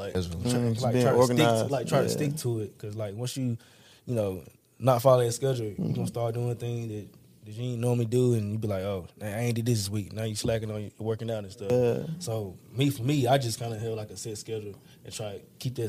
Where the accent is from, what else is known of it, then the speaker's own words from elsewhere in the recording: Ripley, Tennessee, United States; moved away; also born or lived in Memphis, Tennessee; originally I was born in Memphis, Tennessee, but I was from Ripley, Tennessee.